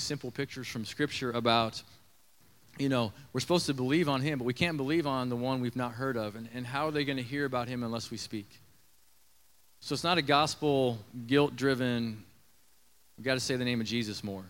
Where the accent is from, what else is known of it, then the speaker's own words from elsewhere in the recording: Nebraska, United States; I grew up in Nebraska around some limestone mines, quarries